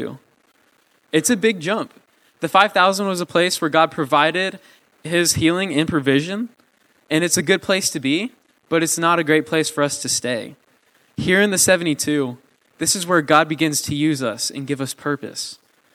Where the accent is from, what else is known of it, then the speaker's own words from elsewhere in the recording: Mustang, Oklahoma, United States; I'm from Mustang